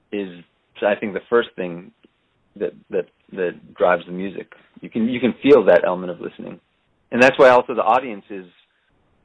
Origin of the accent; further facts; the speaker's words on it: Boston, Massachusetts, United States; moved away as an adult; also born or lived in Israel; now in New York City, United States; I moved when I was 4 to Boston. So I grew up in Boston